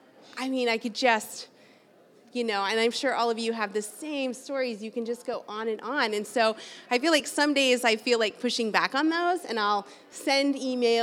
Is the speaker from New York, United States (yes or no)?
no; Rogers, Arkansas, United States; also born or lived in Denver / Chicago; I grew up here. I'm from Rogers. I went to the high school right over here